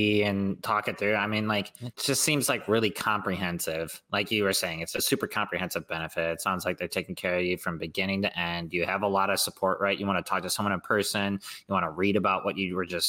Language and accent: English; Chicago, Illinois, United States; I'm from Chicago